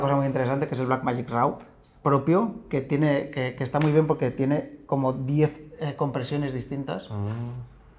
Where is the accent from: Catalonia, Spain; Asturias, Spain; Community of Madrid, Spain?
Asturias, Spain; Cadavedo; moved away; a mi pueblo, a Cadavedo